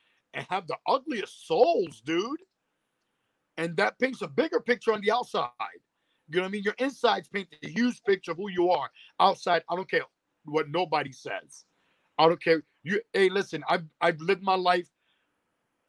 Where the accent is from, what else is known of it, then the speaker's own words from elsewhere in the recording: New York City, New York, United States; Growing up in Spanish Harlem